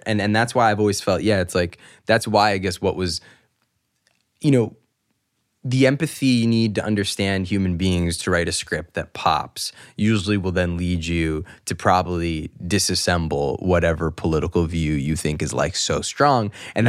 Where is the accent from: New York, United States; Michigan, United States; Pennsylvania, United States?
New York, United States; It's like, yeah, I grew up in New York